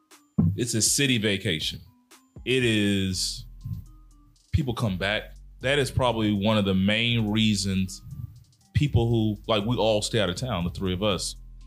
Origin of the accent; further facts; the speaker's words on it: Mobile, Alabama, United States; moved away; also born or lived in Dallas; Mobile, I love my hometown, but it has its good and its bad.